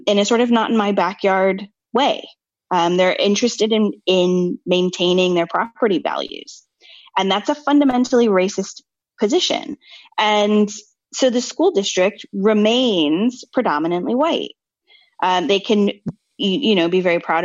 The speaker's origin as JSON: {"language": "English", "country": "United States", "tie": "born or raised there"}